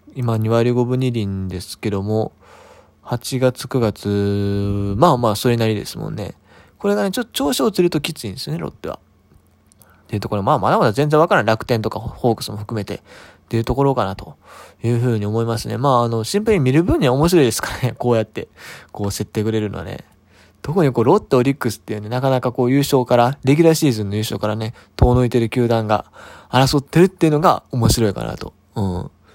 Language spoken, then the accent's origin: Japanese; Kansai, Japan; 関西人なんで